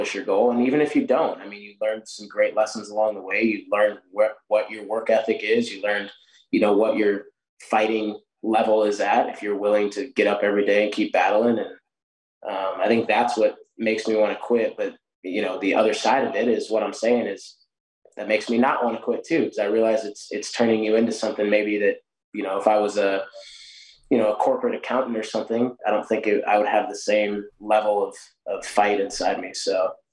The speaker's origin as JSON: {"language": "English", "town": "Newberg", "region": "Oregon", "country": "United States", "tie": "born or raised there", "also_born_or_lived": "Missouri", "moved": "as an adult", "lives_now": "Fayette, United States", "said": "I was six years old back in my hometown in Newburgh, Oregon"}